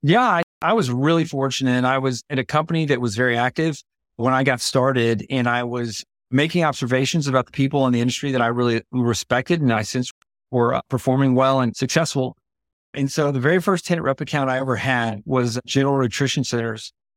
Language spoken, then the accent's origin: English; Houston, Texas, United States; I grew up in Houston